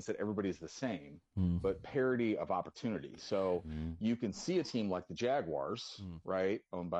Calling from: St. Louis, Missouri, United States; beautiful St. Louis, Missouri.

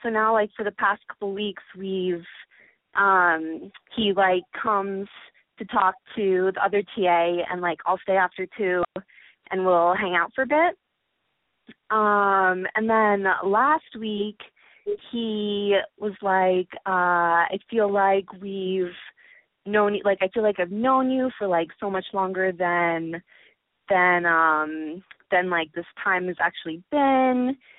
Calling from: Chicago, Illinois, United States; I'm 20. I'm calling from Chicago.

